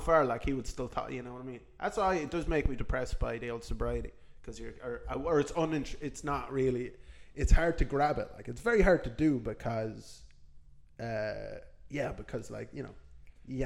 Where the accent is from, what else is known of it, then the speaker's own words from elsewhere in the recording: Ireland; moved away; I'm from Ireland.